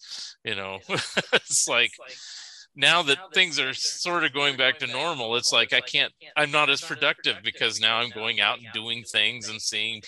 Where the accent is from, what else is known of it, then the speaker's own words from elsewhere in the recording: Oregon, United States; I will officially say, because I am from Oregon, that it is Springfield, Oregon.